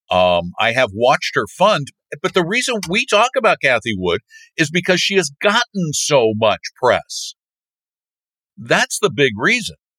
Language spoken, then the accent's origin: English; Colorado, United States; This is from like my hometown. it's in Colorado